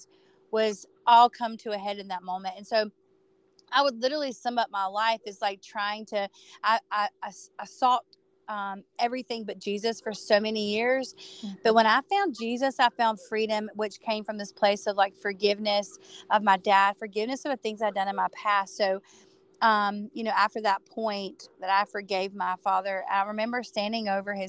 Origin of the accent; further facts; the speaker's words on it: Dallas, North Carolina, United States; So I grew up in North Carolina. You people know Charlotte, North Carolina. I was about 30 minutes from Charlotte, North Carolina, in a small town called Dallas.